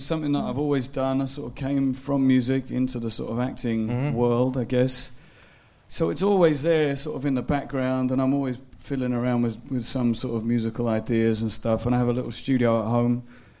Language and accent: English; Belfast, Northern Ireland, United Kingdom; accent: Belfast; now in London, United Kingdom; I remember leaving Belfast thinking, I can't even remember how to speak in my own accent.